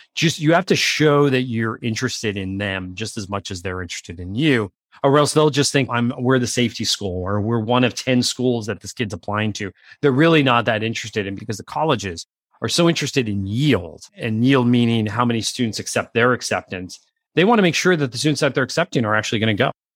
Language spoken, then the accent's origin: English; Pennsylvania, United States; I grew up in Pennsylvania